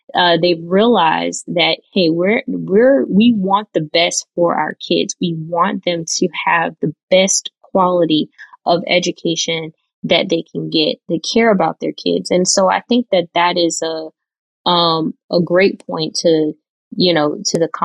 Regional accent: Florida, United States; my home state. I'm biased, out of Florida

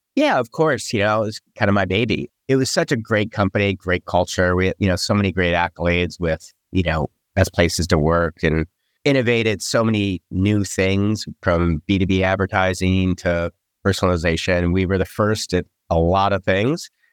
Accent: Michigan, United States; moved away as an adult; also born or lived in East Coast; I grew up in Michigan

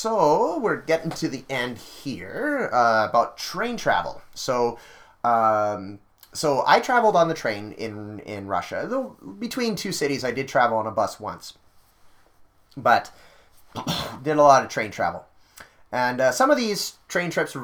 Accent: Canada; I said I was from Canada

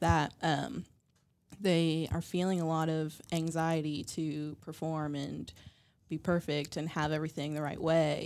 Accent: West Virginia, United States; growing up in West Virginia

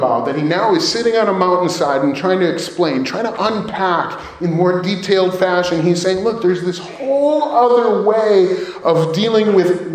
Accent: Chicago area, Illinois, United States; now in Naperville, United States; we're from the Chicago area.

